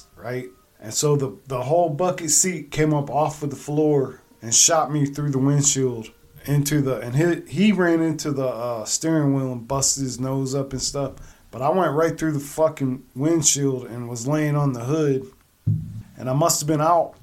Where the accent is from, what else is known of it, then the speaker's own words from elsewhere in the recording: Akron, Ohio, United States; moved away as an adult; I'm back home. I was from Akron. I moved up here now, you know, I'm closer to Michigan